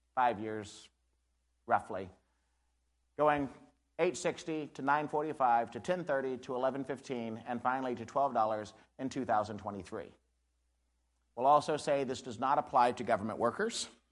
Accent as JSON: {"language": "English", "region": "Missouri", "country": "United States", "said": "I'm from Barton County"}